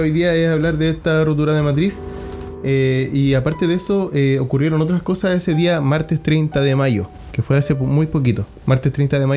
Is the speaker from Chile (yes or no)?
yes; Iquique, Tarapacá, Chile; vamos a hablar de algo que pasó aquí en Iquique, mi ciudad natal, en la que vivimos en el norte de Chile.